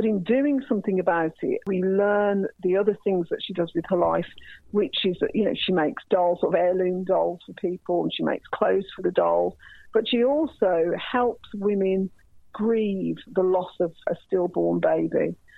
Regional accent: Ireland; I do remember being Irish, what it was like to have people talk in front of me. And obviously, I'm mixed race, so, you know, I'm a brown-skinned woman. People never think I'm going to be Irish.

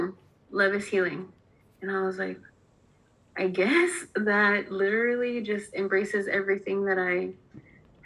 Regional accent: Southern California, United States; I'm originally from Southern California

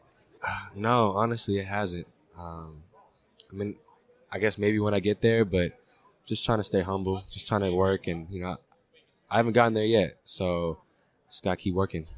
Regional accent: San Francisco, California, United States; also born or lived in Oakland; I grew up in San Francisco, Oakland

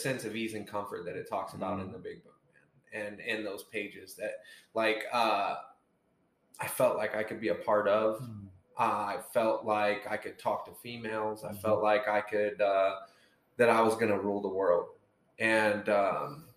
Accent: Centerville, Indiana, United States; I was born and raised in, like we were talking about, Centerville, Indiana

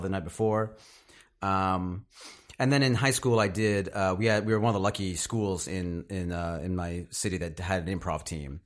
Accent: Knoxville, Tennessee, United States; moved away; Knoxville, Tennessee. Uh, born and raised in, uh, the South

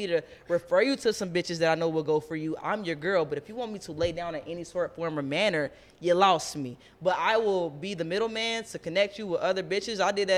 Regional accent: Ohio, United States; I'm from the Midwest. I'm from Ohio.

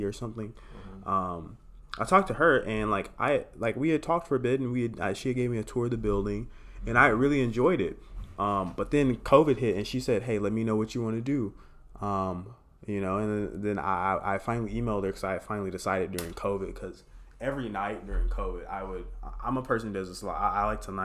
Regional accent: Dallas, Texas, United States; moved away as an adult; also born or lived in Washington, D.C.; I'm from Oak Cliff

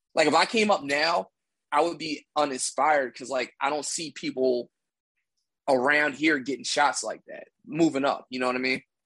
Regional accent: Philadelphia, Pennsylvania, United States; I'm from Philly

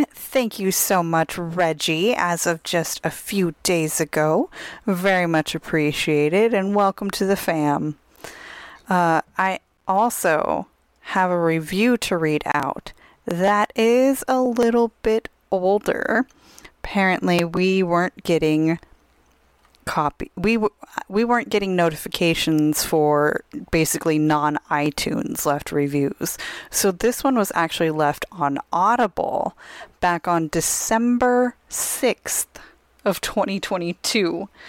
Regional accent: Tucson, Arizona, United States; one of the options is to go to Tucson, Arizona, which is my hometown.

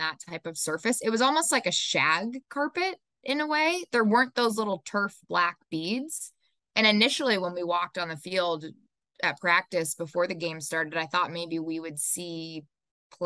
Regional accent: New Hampshire, United States; moved away; where I grew up in New Hampshire.

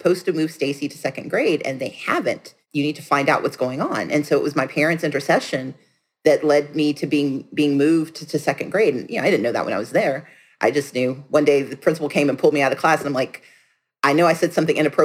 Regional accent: Gulfport, Mississippi, United States; I grew up on 2020 South Street in Gulfport, Mississippi

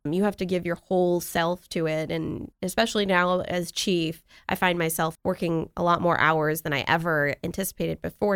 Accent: New York, United States; moved away; I grew up in New York. We had nor'easters

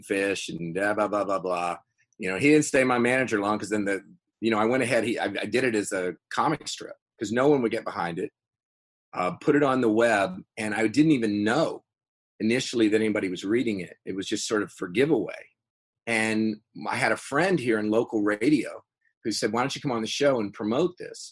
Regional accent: Fairmont, West Virginia, United States; also born or lived in California; we started the Feast of Seven Fishes Festival in my hometown, Fairmont, West Virginia

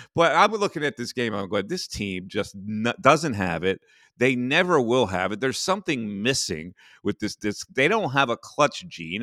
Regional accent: Philadelphia, Pennsylvania, United States; me as a Philadelphian

